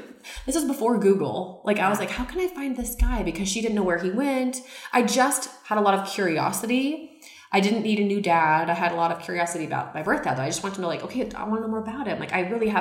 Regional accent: Seattle, Washington, United States; I was born in Seattle

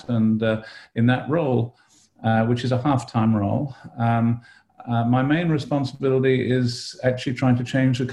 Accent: United Kingdom; moved away as an adult; also born or lived in London, United Kingdom / Australia; now in Davis, United States; I was born and brought up in Britain and went to medical school in London at University College London

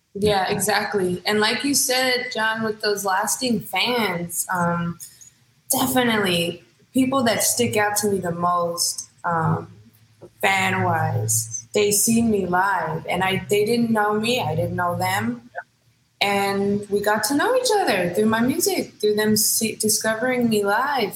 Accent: Hayward, California, United States; I am born and raised in the Bay Area. Stand up, Hayward to be exact

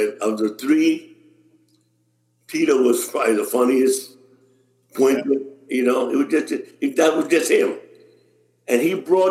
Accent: New York, United States; I'm a New Yorker

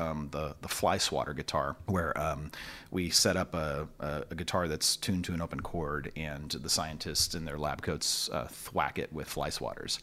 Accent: Long Beach, California, United States; also born or lived in Torrance, California; born in Torrance, California, but, uh, raised in Long Beach

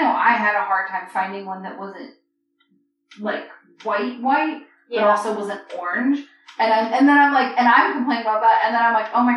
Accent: United States; here in America. They don't really make us learn a second language

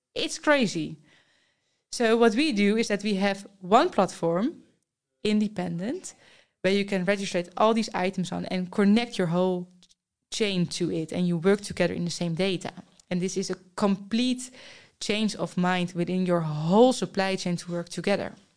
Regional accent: Netherlands; I'm from the Netherlands.

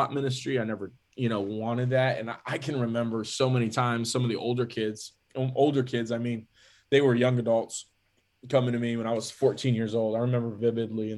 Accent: California, United States; also born or lived in McAllen, Texas; raised in California from a, you know, very young age, like even just before my first birthday

